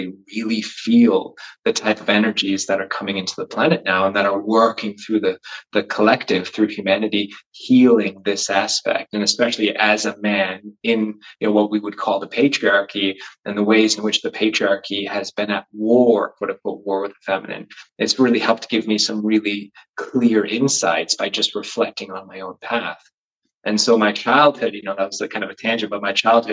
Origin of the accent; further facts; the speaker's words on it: United States; accent: American; moved away as an adult; also born or lived in London; now in Wales, United Kingdom; I just grew up in the States. So that's why I have an American accent now